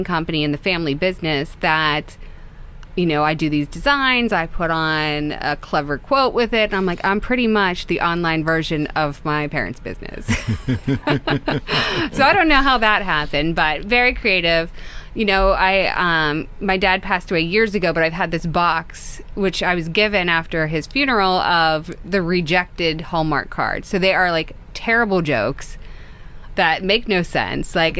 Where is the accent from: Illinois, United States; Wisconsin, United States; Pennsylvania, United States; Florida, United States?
Pennsylvania, United States; Pittsburgh; also born or lived in Kansas; I'm from Kansas. I moved here very young, though, to Pittsburgh. My mother's from here.